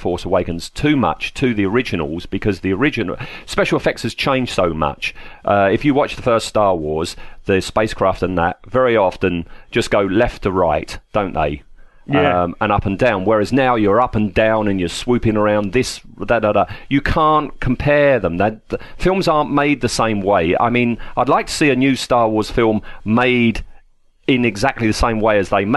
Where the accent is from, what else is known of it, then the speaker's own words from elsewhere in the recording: England, United Kingdom; I'm English